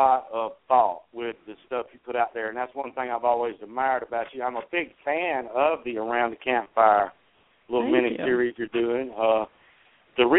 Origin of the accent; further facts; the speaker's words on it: South Carolina, United States; I am from South Carolina